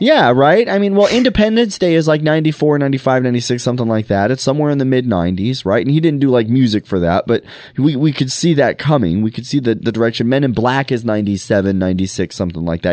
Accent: Montana, United States; I grew up in Montana

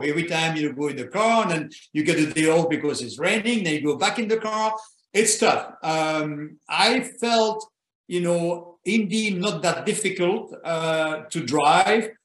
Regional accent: Belgium; moved away; I was born in Belgium

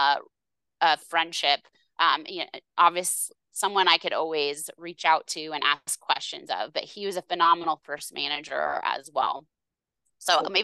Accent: Seattle, Washington, United States; I grew up in the Seattle area

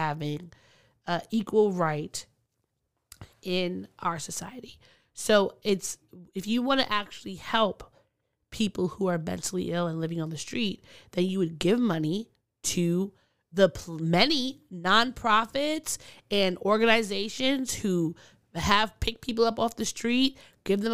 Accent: Long Island, New York, United States; where I grew up in Long Island

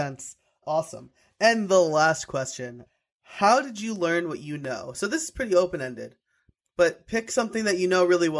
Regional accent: New York, United States; now in Pennsylvania, United States; I live in Pennsylvania. And like Pennsylvania Chinese food does not hold a candle to New York Chinese food. I was born and raised in New York.

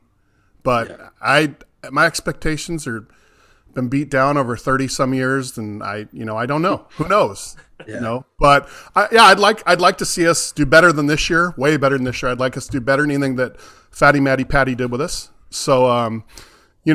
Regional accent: Seattle, Washington, United States; I grew up in Seattle.

